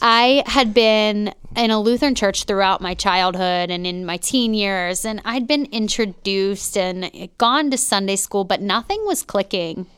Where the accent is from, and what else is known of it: Pittsburgh, Pennsylvania, United States; born or raised there; moved away as an adult; also born or lived in North Hills, Pittsburgh